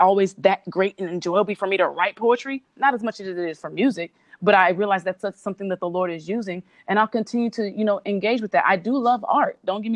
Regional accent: Cerritos, California, United States; also born or lived in Compton; I lived in a city called Cerritos, which is really very suburban

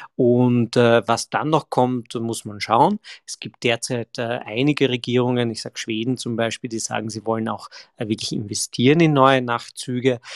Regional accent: Graz, Styria, Austria; bin ja ein, ein Grazer

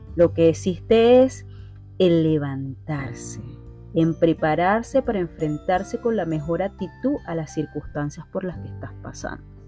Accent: Venezuela

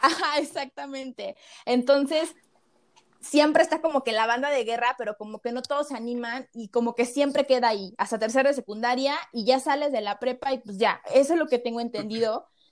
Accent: Mexico; tenemos como mexicanos

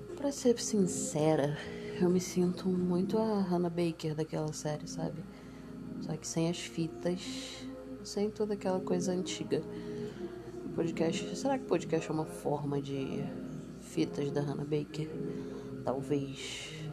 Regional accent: Nova Iguaçu, Rio de Janeiro, Brazil; eu sou de Nova Iguaçu. Baixada Fluminense.

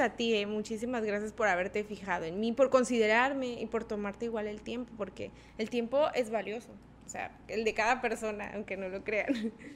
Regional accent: Tabasco, Mexico; porque somos tabasqueños

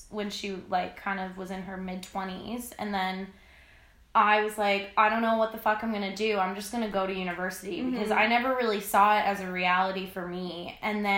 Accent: Newfoundland and Labrador, Canada; now in Halifax, Canada; We're both from Newfoundland.

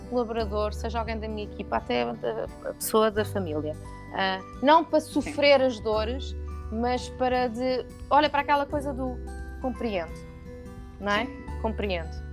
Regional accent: Lisbon, Portugal; also born or lived in Luxembourg; Eu estava em Lisboa, mas, mas todo, todo os professores eram franceses

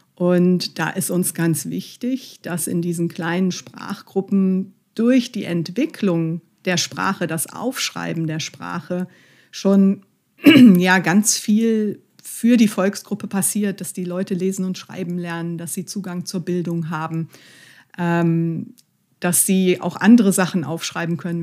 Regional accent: Mönchengladbach, North Rhine-Westphalia, Germany; also ich liebe Mönchengladbach, es ist meine Heimatstadt.

